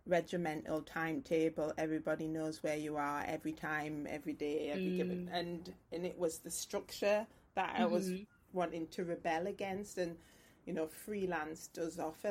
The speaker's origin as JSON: {"language": "English", "town": "Newcastle upon Tyne", "region": "North East England", "country": "United Kingdom", "tie": "born or raised there", "also_born_or_lived": "Bradford / London", "moved": "as an adult", "said": "I was born in Bradford till I was 10, and then we came back to Newcastle, Newburn"}